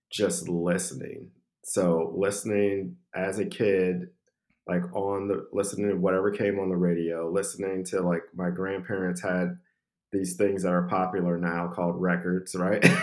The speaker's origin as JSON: {"language": "English", "town": "Saginaw", "region": "Michigan", "country": "United States", "tie": "born or raised there", "also_born_or_lived": "Toledo", "said": "So, I was born in Saginaw, Michigan, and I was raised partially there."}